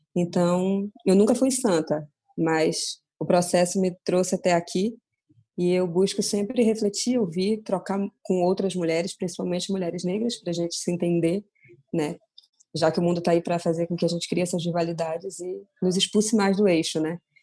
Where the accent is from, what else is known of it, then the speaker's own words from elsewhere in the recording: Belém, Pará, Brazil; moved away; eu sou de Belém